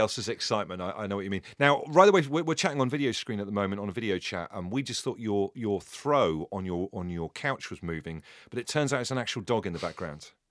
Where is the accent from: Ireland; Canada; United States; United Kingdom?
United Kingdom; Devon, South West England; I'm from Devon